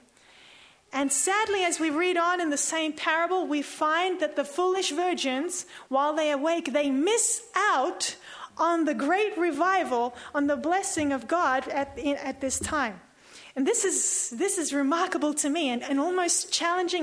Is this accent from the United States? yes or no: no; Sydney, New South Wales, Australia; I'm from Sydney